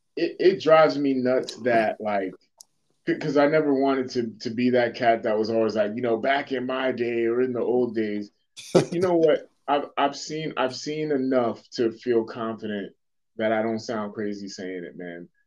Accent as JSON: {"language": "English", "town": "Boston", "region": "Massachusetts", "country": "United States", "tie": "born or raised there", "moved": "yes", "said": "growing up in Dorchester"}